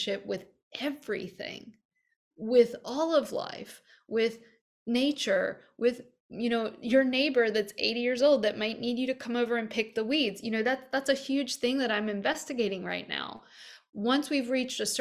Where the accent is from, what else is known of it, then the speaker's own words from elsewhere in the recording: American Deep South, United States; I grew up in the American Deep South